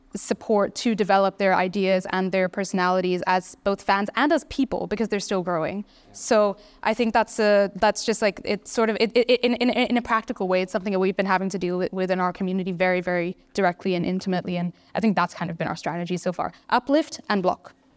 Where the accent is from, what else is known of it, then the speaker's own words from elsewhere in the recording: Singapore; I'm from Singapore